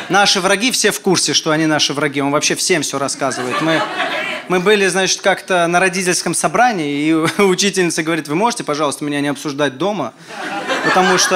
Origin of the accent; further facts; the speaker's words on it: Armenia; Я армянин приехал такой